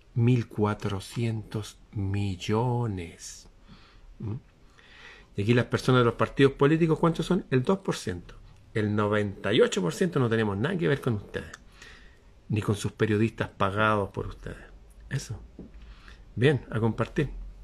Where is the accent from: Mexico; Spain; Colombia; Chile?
Chile